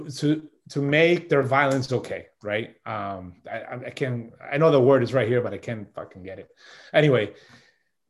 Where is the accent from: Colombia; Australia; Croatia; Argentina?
Colombia; 1980, I was born in Colombia, 1980, December 3rd